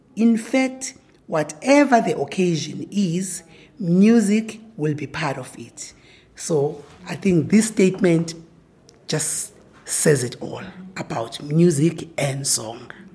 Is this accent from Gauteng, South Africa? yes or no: no; village outside Pietermaritzburg, KwaZulu-Natal, South Africa; now in Pretoria, South Africa; I am born and bred in KwaZulu Natal in a rural village called Wandebekrege outside eh, Pietermaritzburg